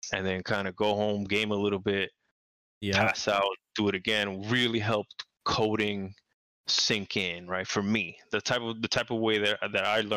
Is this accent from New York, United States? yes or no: yes; New York City, New York, United States; moved away as an adult; also born or lived in Long Island / Orlando; I'm from New York City